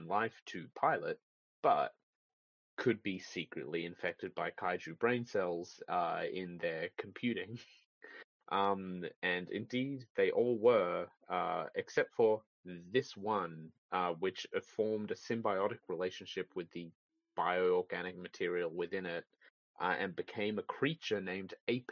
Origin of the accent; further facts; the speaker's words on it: Australia; As an Australian